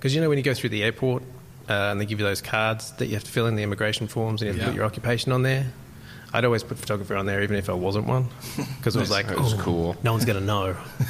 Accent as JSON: {"language": "English", "town": "Terrigal", "region": "New South Wales", "country": "Australia", "tie": "born or raised there", "said": "I grew up in a little town called Terrigal in Australia. It's just north of Sydney."}